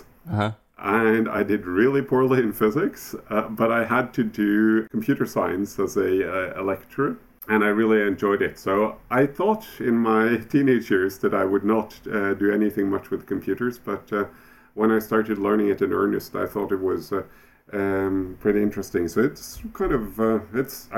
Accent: Oslo, Norway; I'm from Oslo, Norway.

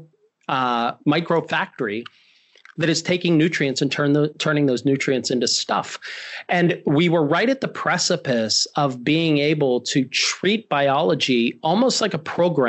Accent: Pittsburgh, Pennsylvania, United States; I'm from Pittsburgh, born and raised

